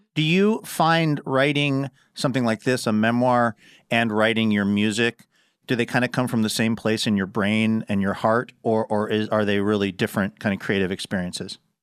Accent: Seattle, Washington, United States; my hometown of Seattle, Washington. Well, actually, just a little bit north of there

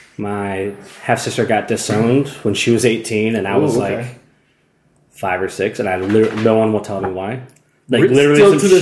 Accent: Atlanta, Georgia, United States; moved away as an adult; also born or lived in upstate New York / Long Island / Brooklyn; So I grew up in Atlanta, and then, you know, that's where I got into punk and hardcore and stuff like that.

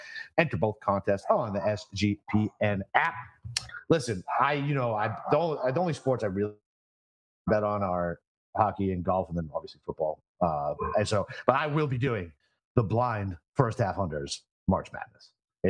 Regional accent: Massachusetts, United States; my home state of Massachusetts

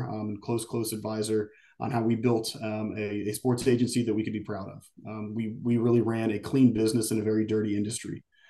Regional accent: Concord, North Carolina, United States; moved away as an adult; also born or lived in Princeton, New Jersey; born and raised in Concord, North Carolina.

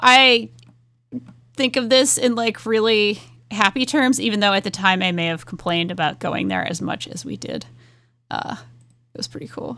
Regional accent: Rhode Island, United States; accent: Rhode Island; moved away; growing up in New England

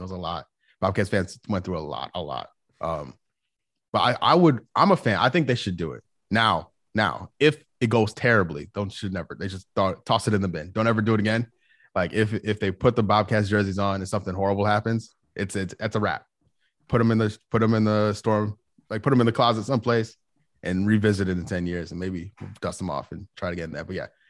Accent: outside of Chicago, Illinois, United States; also born or lived in Saint Louis, Missouri; now in Charlotte, United States; I grew up outside of Chicago

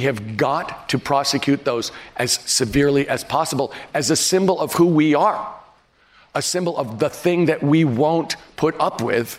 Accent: San Francisco, California, United States; my hometown of San Francisco

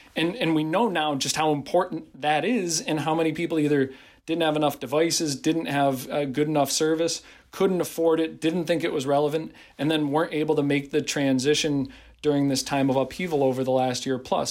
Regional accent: Pittsfield, Massachusetts, United States; my hometown

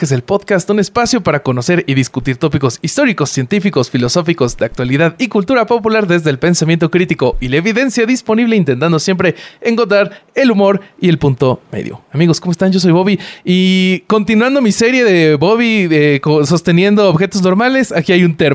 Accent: Mexico City, Mexico; yo soy chilango

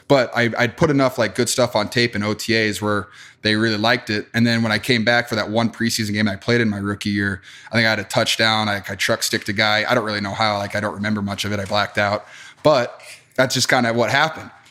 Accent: Wisconsin, United States; growing up in Wisconsin.

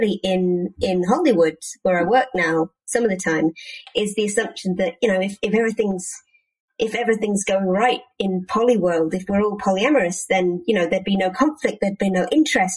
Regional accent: United Kingdom; as a British person

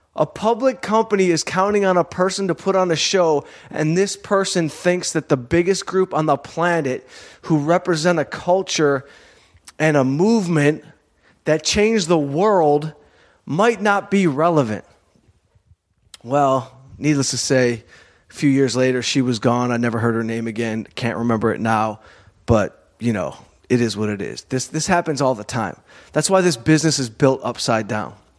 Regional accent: Southfield, Michigan, United States; growing up in Southfield, Michigan, right outside of Detroit

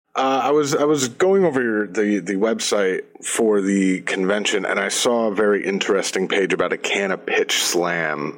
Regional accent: New York, United States; moved away as an adult; now in Michigan, United States; I'm from New York. I went to college in New York and, you know, I'm living in Michigan now

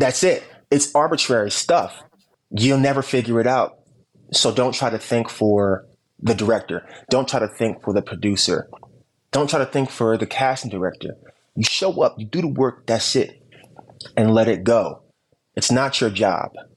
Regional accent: Camden, New Jersey, United States; I'm from Camden, New Jersey

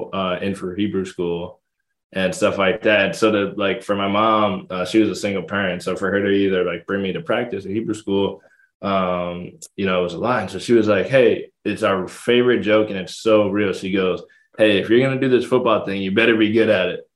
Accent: Connecticut, United States; it was close to home. I'm from Connecticut

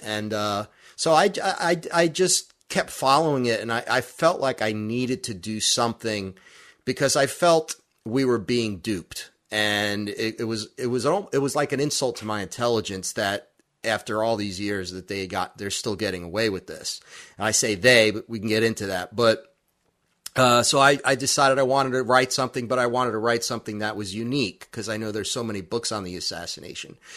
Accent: Brooklyn, New York, United States; growing up in Brooklyn

